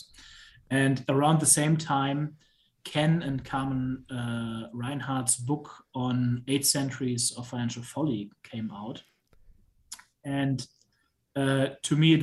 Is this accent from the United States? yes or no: no; Germany; moved away as an adult; I'm originally from Germany. I did high school there